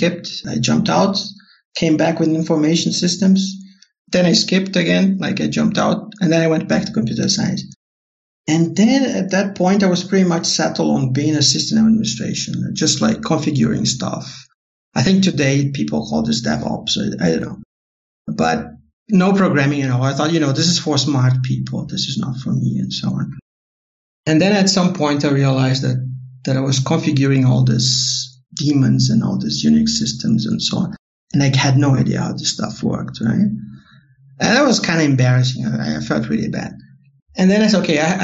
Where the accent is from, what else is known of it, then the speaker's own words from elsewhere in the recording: Porto Alegre, Rio Grande do Sul, Brazil; English is a second language; I'm from Porto Alegre